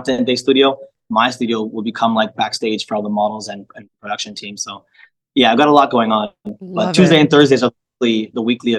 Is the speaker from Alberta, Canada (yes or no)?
no; Toronto, Ontario, Canada; So I grew up in that kind of environment, and Parkdale... Parkdale's an eclectic space.